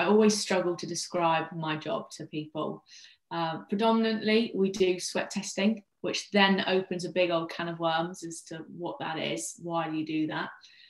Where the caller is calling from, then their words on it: East Midlands, United Kingdom; I'm talking to you from Leicestershire in the UK. So quite a long way from you guys today.